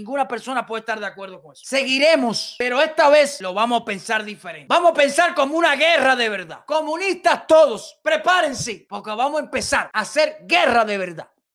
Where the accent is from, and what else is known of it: Cuba